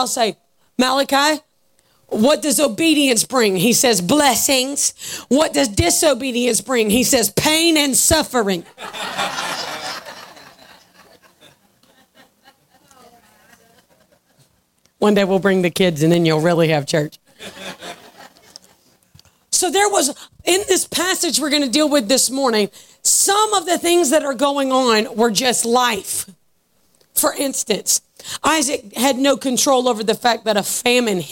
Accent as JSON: {"language": "English", "region": "Georgia", "country": "United States", "said": "I'm from Georgia."}